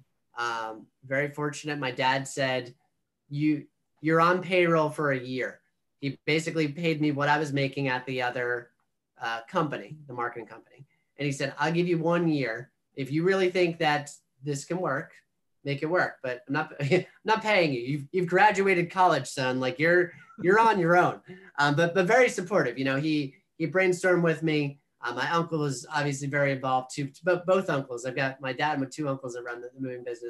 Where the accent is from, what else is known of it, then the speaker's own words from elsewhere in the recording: Monmouth County, New Jersey, United States; I'm from Monmouth County, New Jersey